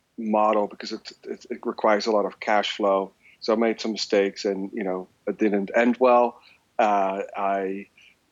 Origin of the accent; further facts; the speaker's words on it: The Hague, South Holland, Netherlands; moved away as an adult; now in San Francisco, United States; I was born and raised in Holland, in a city called Den Haag